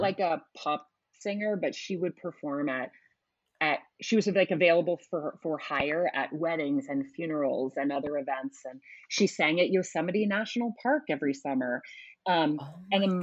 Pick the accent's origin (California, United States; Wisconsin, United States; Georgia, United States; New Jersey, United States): California, United States; Oakland; now in New York, United States; I grew up in Oakland, California